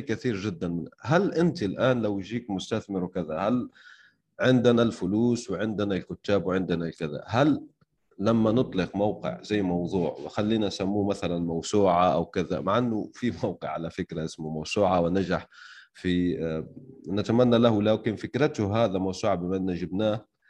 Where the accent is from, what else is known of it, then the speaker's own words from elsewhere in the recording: Algeria; انا شخصيا يعني من الجزائر